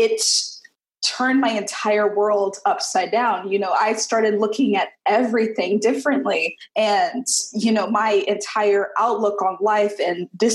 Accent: Mobile, Alabama, United States; I hail from Mobile, Alabama. You know, being from Mobile, there is this very distinct and honestly extremely odd Catholic population here

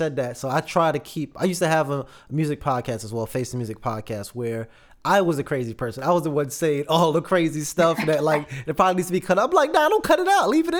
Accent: North Carolina, United States; also born or lived in New York; So I'm originally from New York. I moved when I was pretty much around your age as well to North Carolina.

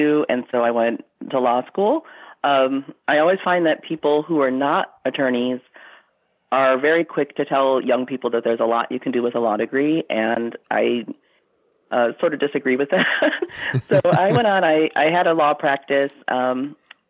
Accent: Western New York, United States; I grew up in Western New York.

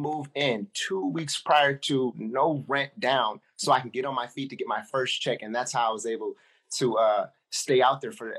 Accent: Ypsilanti, Michigan, United States; I was like, bro, I was like, man, I'm from Ipsy, like down this road.

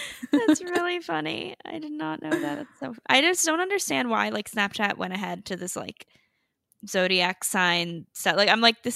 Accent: North Carolina, United States; now in Miami, United States; I currently live in Miami, but I'm from North Carolina

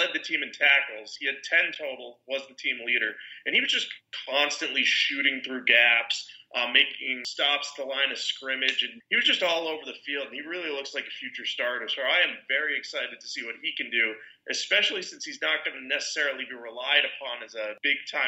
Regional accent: New England, United States; I'm from New England

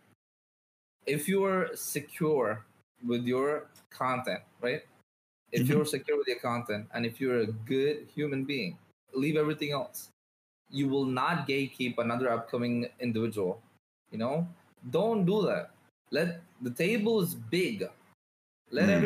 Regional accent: India; I'm from India, I'm a Muslim.

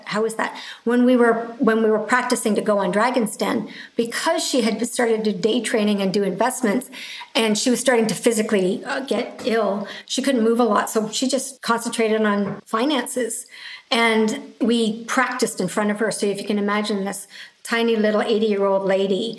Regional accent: Canada; being Canadian

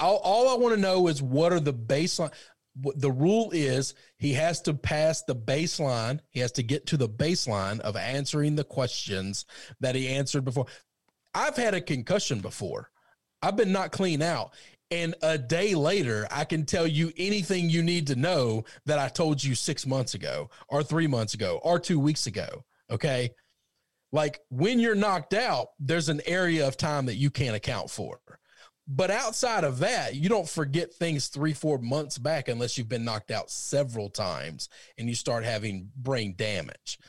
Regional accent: outside of St. Louis, Missouri, United States; growing up outside of St. Louis

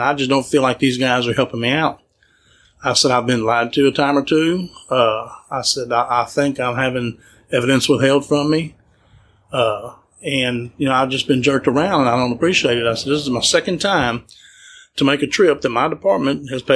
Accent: Louisiana, United States; I was born and raised in Louisiana

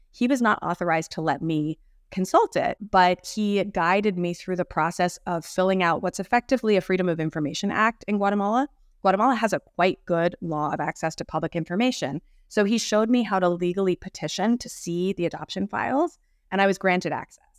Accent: Boston, Massachusetts, United States; also born or lived in Mexico City, Mexico; I grew up in the Boston area with many Latin American classmates when I was in elementary school and middle school

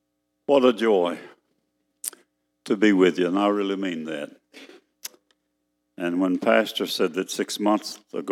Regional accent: Texas, United States; I'm a Texan. That's where I'm from

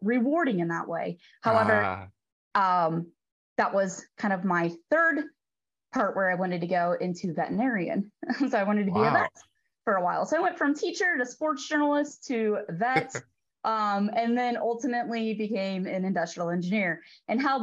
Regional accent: Damiansville, Illinois, United States; moved away as an adult; also born or lived in Edwardsville, Illinois / Davenport, Iowa; I am from east of St. Louis. So about 40 miles east of St. Louis originally, in a very small town called Damiensville, a town of about 500 people

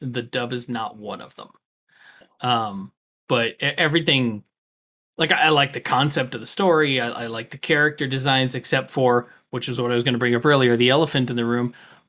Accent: United States; as an American

